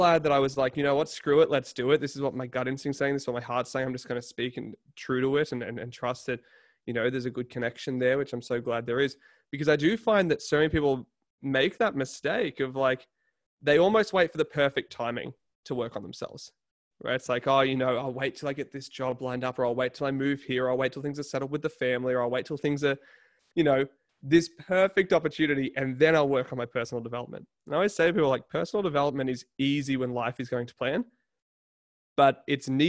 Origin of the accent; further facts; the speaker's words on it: Newcastle, New South Wales, Australia; I'm from Newcastle